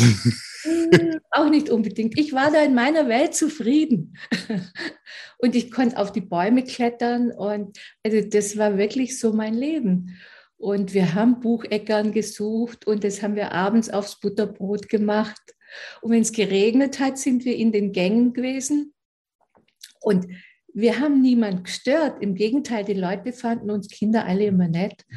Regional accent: Aulendorf, Baden-Württemberg, Germany; ich komme aus Aulendorf, das ist in Oberschwaben in der Nähe von Ravensburg

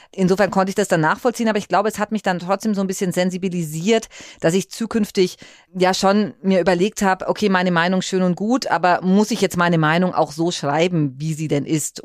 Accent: Fürth district, Bavaria, Germany; also born or lived in Böblingen / Nuremberg; ich ähm, selbst bin ja ursprünglich aus dem Landkreis Fürth gekommen

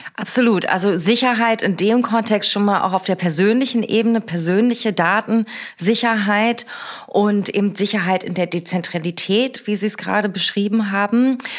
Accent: Berlin, Germany; meiner Heimat und unserer schönen Hauptstadt Berlin

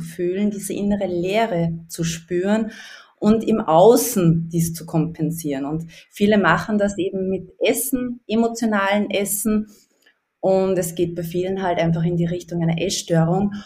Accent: Upper Austria, Austria; ich komme aus Österreich, aus Oberösterreich, hört man vielleicht ein bisschen raus

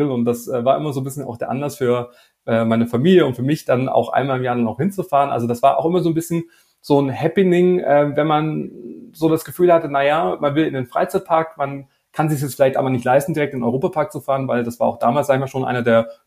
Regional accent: Baden-Württemberg, Germany; heute äh, sind wir im schönen Schwarmländle unterwegs. Äh, ja, in meiner Heimat.

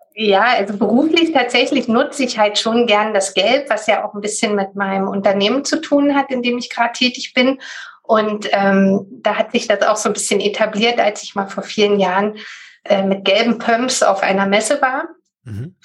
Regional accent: Berlin, Germany; Das ist Berlin und war bisher auch schon immer Berlin. Ja, bin eine Berliner Pflanze

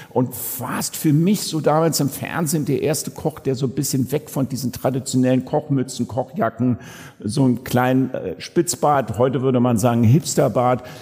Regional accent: Germany; Und ich als Piefke, nämlich genauso alt wie du, zwischen 10 und 15 Jahren

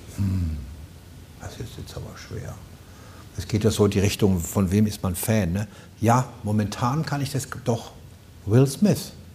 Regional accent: Rhineland-Palatinate, Germany; accent: Palatine; now in Berlin, Germany; Ich bin als Pfälzer bin ich im Wald sozusagen mehr oder weniger im Wald aufgewachsen

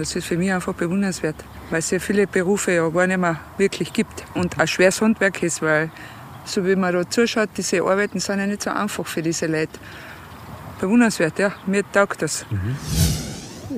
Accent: Styria, Austria; Wir sind aus der Steiermark

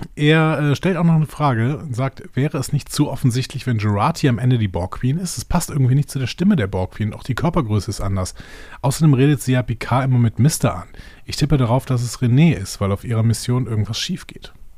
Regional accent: Cologne-Bonn Bay, North Rhine-Westphalia, Germany; Köln, in der Köln-Bonner Bucht.

